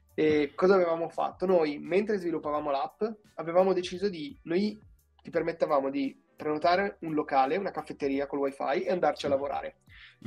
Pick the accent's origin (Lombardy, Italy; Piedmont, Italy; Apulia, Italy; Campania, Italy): Lombardy, Italy; Bergamo; moved away as an adult; now in Milan, Italy; vengo da Bergamo, ma un po' di anni ormai che, che vivo a Milano